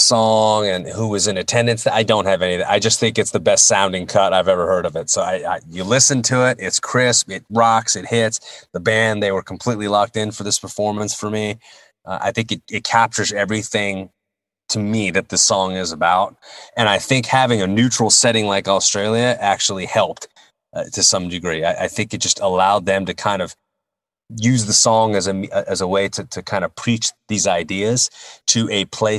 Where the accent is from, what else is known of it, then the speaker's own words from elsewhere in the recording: United States; we take great pride in being Americans